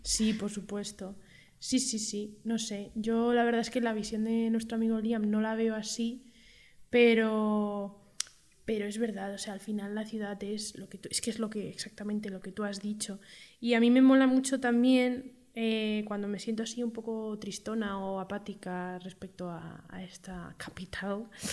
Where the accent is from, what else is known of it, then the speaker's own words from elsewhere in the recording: Madrid, Community of Madrid, Spain; yo soy madrileña y he nacido aquí